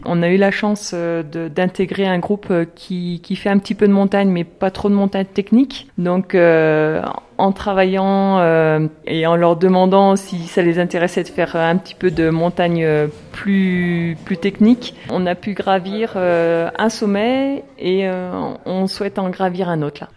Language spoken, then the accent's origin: French; the Alps, France; moved away as an adult; now in La Paz, Bolivia; On est des Alpes